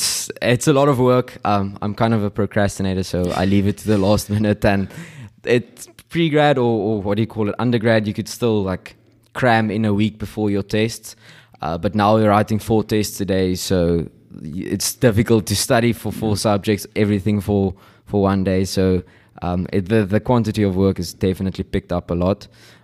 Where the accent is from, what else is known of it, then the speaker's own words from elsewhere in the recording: Stellenbosch, Western Cape, South Africa; I grew up in Stellenbosch. I went to Stellenbosch Primary School, went to Paul Rose Gymnasium, and then came to Eendracht.